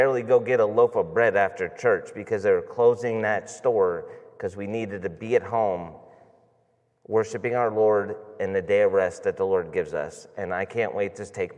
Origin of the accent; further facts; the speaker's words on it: Boardman, Ohio, United States; I grew up in Boardman